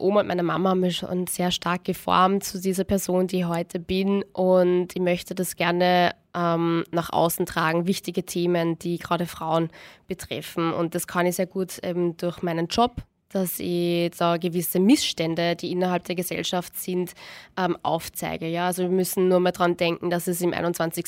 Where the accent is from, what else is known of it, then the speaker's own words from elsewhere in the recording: Austria; bei uns in Österreich